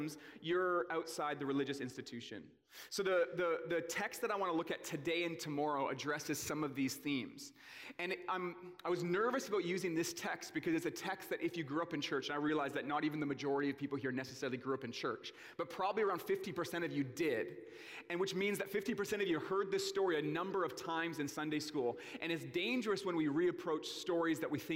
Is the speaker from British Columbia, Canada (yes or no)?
yes; Port Coquitlam, British Columbia, Canada; I grew up in the Tri-Cities in Port Coquitlam.